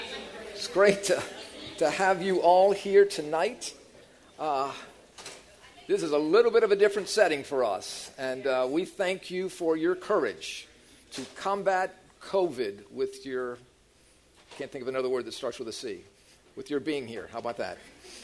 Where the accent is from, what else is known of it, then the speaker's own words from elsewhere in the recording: New Orleans, Louisiana, United States; And both Annette and I grew up in New Orleans.